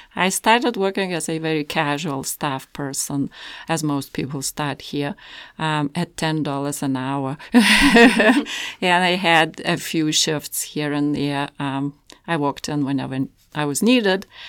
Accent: Lithuania; moved away as an adult; now in Canada; I'm from Lithuania.

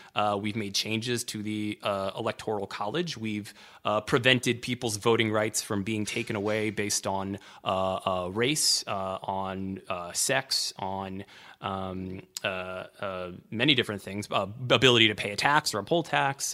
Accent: Washington, District of Columbia, United States; I grew up in Washington, D C

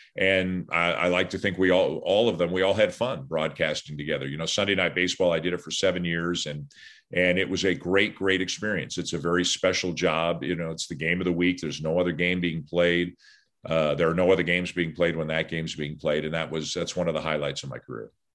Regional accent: Toronto, Ontario, Canada; I'm from Toronto. I still live in Toronto

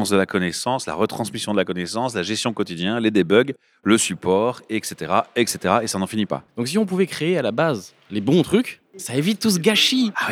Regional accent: Rennes, Brittany, France

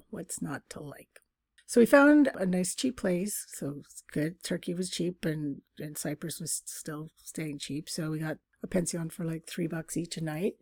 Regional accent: Canada; we're two Canadians

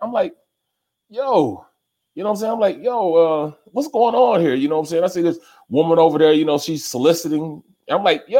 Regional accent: St. Louis, Missouri, United States; I'm from St. Louis, man. I'm from the ghettoest place in the world.

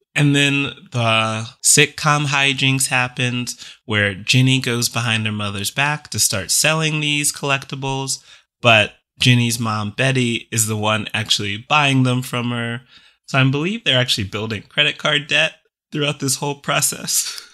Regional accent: the South, United States; growing up in the South

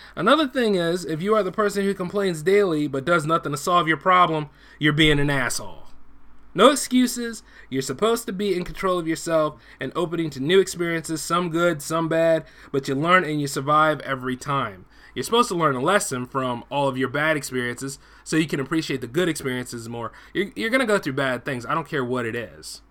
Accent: United States; I'm an American first

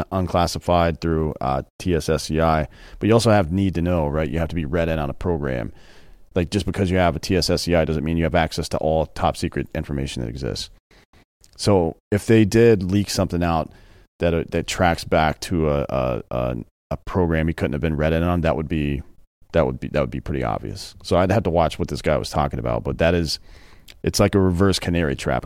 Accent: the South, United States; now in Texas, United States; I grew up in the South

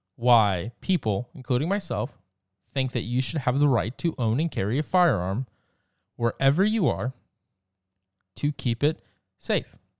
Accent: Georgia, United States; my home state, the great state of Georgia

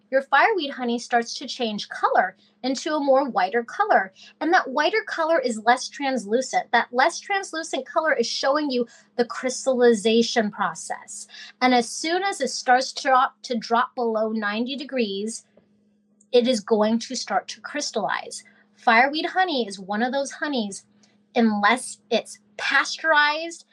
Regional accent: Alaska, United States; I am from Alaska

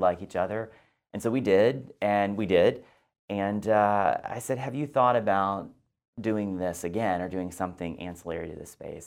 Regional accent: Texas, United States; moved away as an adult; also born or lived in Washington, D.C. / New York; Well, I grew up in Texas and I went to Texas A and M

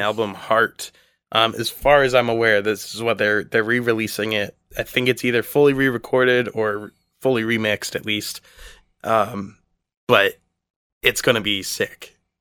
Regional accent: Canada; I was from Canada

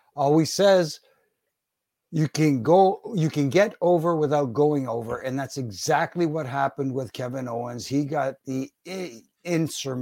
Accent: Canada; I'm Canadian

